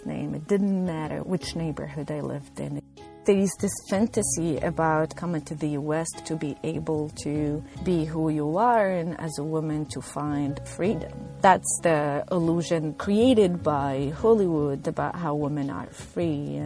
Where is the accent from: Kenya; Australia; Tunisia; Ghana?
Tunisia; moved away as an adult; also born or lived in Northeastern United States / Kentucky; now in Louisville, United States; I am originally from Tunisia